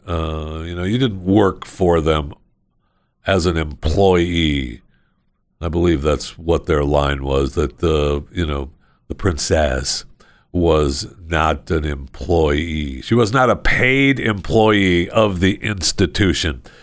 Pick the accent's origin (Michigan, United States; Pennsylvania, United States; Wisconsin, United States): Michigan, United States; I grew up in Michigan